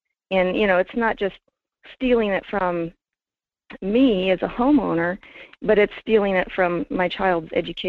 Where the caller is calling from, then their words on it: Fairbanks, Alaska, United States; … in Fairbanks.